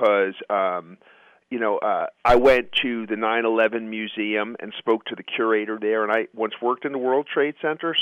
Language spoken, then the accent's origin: English; New York City, New York, United States; I grew up in Queens, New York, as a Mets fan